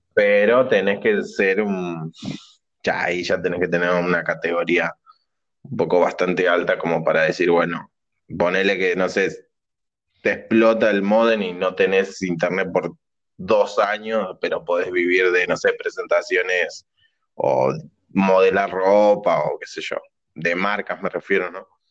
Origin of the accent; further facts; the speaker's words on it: Argentina; somos argentinos y pobres